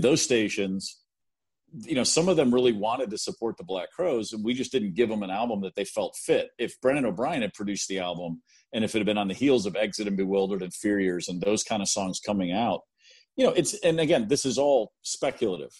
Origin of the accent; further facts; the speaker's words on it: Baltimore, Maryland, United States; I grew up in Baltimore